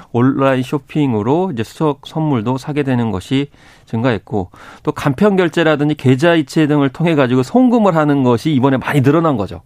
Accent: Seosan, South Chungcheong, South Korea; born or raised there; moved away

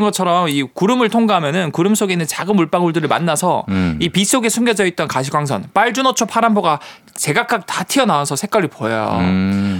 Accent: Busan, South Korea; 제가 이제 고향이 부산이니까

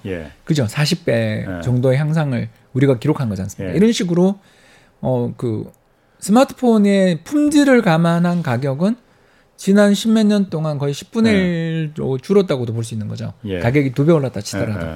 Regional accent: South Korea; now in Seoul, South Korea; 지리산 근처에 있는 산골에 제가 출신이에요.

